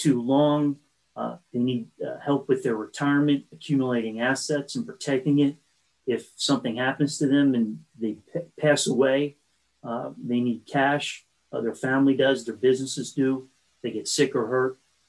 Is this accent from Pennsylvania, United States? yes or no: yes; Fort Washington, Pennsylvania, United States; Fort Washington, Pennsylvania.